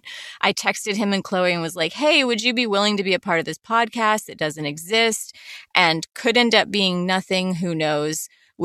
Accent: the Carolinas, the South, United States; moved away; I grew up in the South, I grew up in the Carolinas.

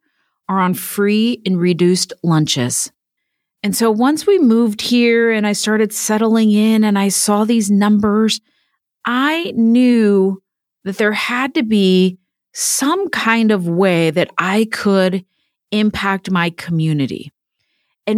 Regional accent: Miami, Florida, United States; also born or lived in Orlando, Florida / Clemmons, North Carolina; now in Indiana, United States; I'm originally from Miami

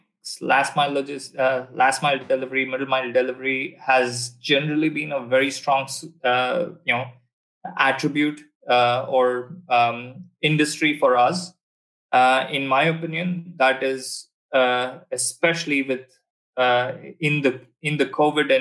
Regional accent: Bangalore, Karnataka, India; moved away as an adult; also born or lived in Texas, United States; now in Singapore; my hometown, which you've had some fantastic driving experiences in Bangalore

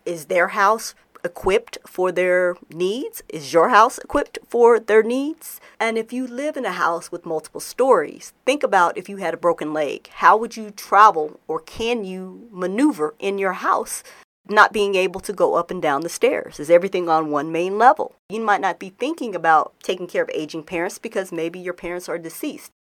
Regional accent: Denver, Colorado, United States; moved away; I'm recording in Denver, Colorado. I'm actually back in my hometown again

